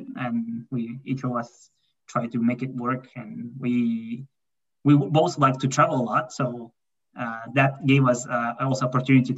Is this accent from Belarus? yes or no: no; Kazakhstan; moved away as an adult; also born or lived in Colorado, United States / Ohio, United States; I'm born and raised in Kazakhstan